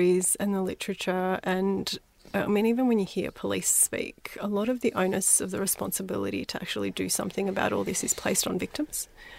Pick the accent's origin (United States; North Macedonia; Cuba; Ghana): North Macedonia; or I'm from Macedonia, growing up I was called a wog.